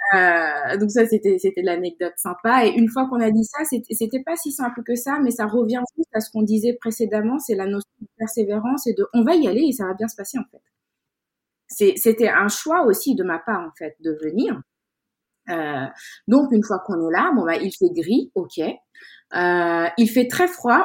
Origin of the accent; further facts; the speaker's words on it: Dakar, Senegal; moved away as an adult; now in France; je suis née à Dakar au Sénégal. J'ai grandi là-bas jusqu'à mes 17-18 euh, ans avant d'arriver euh, d'arriver en France